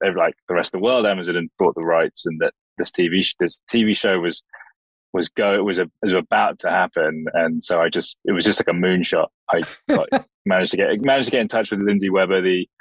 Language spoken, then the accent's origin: English; Oxford, South East England, United Kingdom; I was born in Oxford, and I grew up there